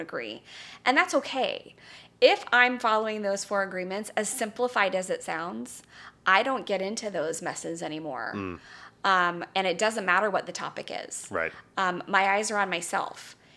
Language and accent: English; Calabasas, California, United States; I grew up in Calabasas, California, my very charmed life.